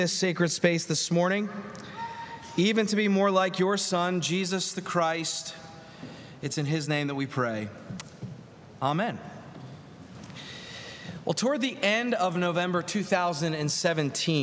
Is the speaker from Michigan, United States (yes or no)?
no; Philadelphia, Pennsylvania, United States; now in Atlanta, United States; In the little row home I grew up in Northeast Philadelphia, a wonderful blue-collar neighborhood there